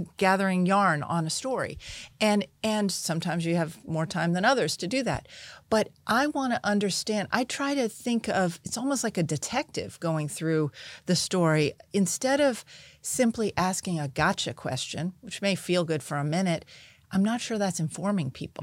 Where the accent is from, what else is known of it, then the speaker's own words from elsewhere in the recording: United States; I grew up outside of Washington